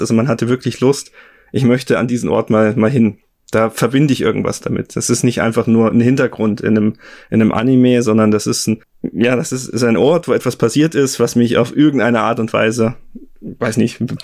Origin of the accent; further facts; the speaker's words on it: Germany; in Deutschland bei uns